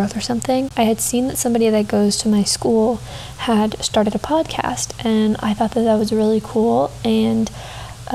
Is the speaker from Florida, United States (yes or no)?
no; Texas, United States; moved away as an adult; now in New York City, United States; I am from Texas. I grew up in Texas from the time I was 3 to now, and I now attend college in New York City